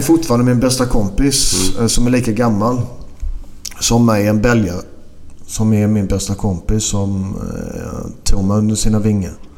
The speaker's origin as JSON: {"language": "Swedish", "country": "Sweden", "also_born_or_lived": "Belgium / Greece", "moved": "yes", "said": "hemma i Sverige"}